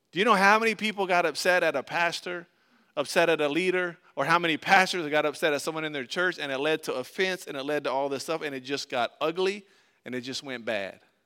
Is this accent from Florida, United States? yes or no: yes; Tampa, Florida, United States; we grew up in Tampa, Florida